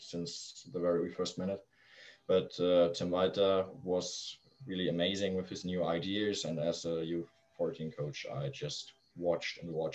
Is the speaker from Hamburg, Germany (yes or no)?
no; Flensburg, Schleswig-Holstein, Germany; born or raised there; also born or lived in Kiel